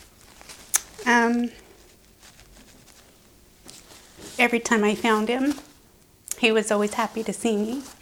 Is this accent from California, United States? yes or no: no; Grants Pass, Oregon, United States; I was born and raised in Grants Pass